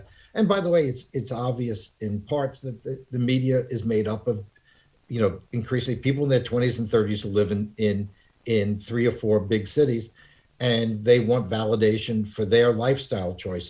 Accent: New York, United States; now in California, United States; as you can tell from my accent, I'm not a native. I'm from New York, but I've been in California since 1971. So I guess I qualify as a Californian at this stage after 50 years.

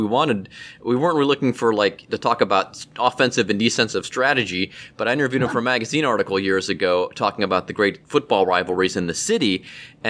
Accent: Cleveland, Ohio, United States; also born or lived in Pittsburgh; now in Anderson Township, United States; I'm from Cleveland. I live in Anderson Township

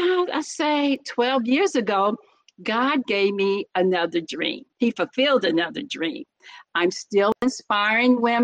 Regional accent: Muncie, Indiana, United States; now in Los Angeles, United States; born and raised in Muncie, Indiana

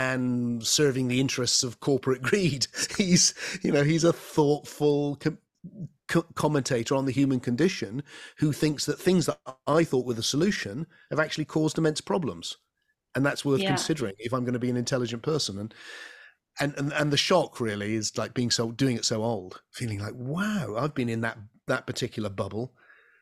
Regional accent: England, United Kingdom; I'm an Englishman. I live in the southwest of England.

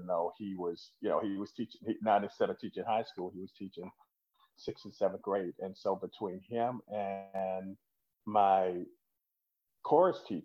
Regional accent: Winter Haven, Florida, United States; also born or lived in Apalachicola, Florida; I moved to Central Florida to a town called Winter Haven. So I grew up in Winter Haven

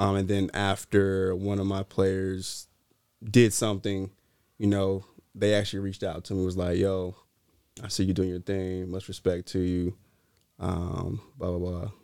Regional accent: Greensboro, North Carolina, United States; now in Sacramento, United States; I'm from Greensboro, North Carolina

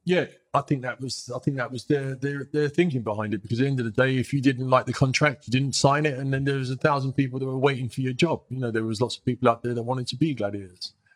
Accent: New York, United States; moved away as an adult; also born or lived in England / Sweden; I grew up in New York. I grew up in New York in the eighties

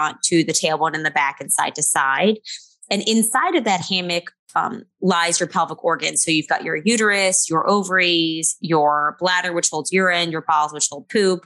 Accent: New Orleans, Louisiana, United States; I have a small practice in New Orleans, which is my hometown

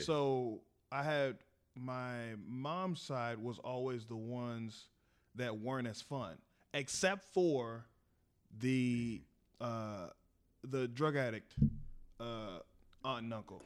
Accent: Texas, United States; we're from Texas

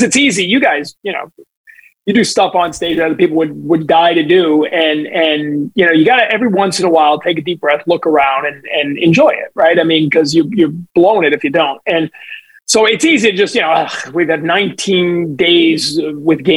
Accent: Maine, United States; now in Boston, United States; when I was a little kid growing up in Maine

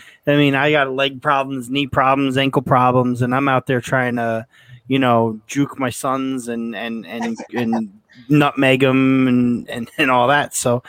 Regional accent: Yonkers, New York, United States; When I was a kid, we grew up in Yonkers, New York.

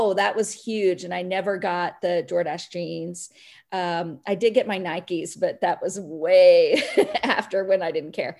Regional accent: Pittsburg, Kansas, United States; I grew up in Pittsburgh, Kansas

